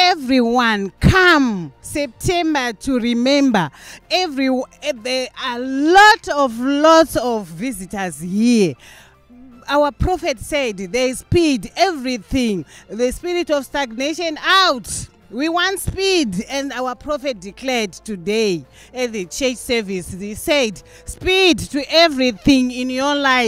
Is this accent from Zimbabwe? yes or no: yes; Zimbabwe; from Zimbabwe.